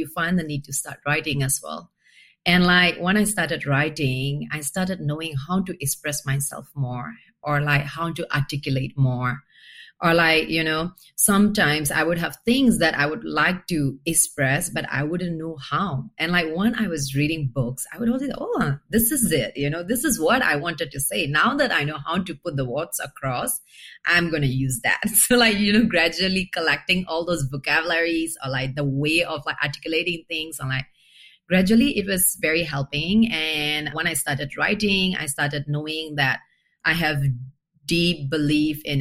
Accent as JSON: {"language": "English", "town": "Mogok", "region": "Mandalay Region", "country": "Myanmar", "tie": "born or raised there", "also_born_or_lived": "Nepal", "second_language": "English", "moved": "as an adult", "lives_now": "Chiang Mai, Thailand", "said": "I grew up in a very small town called Mogok, which is in the northern side of Myanmar"}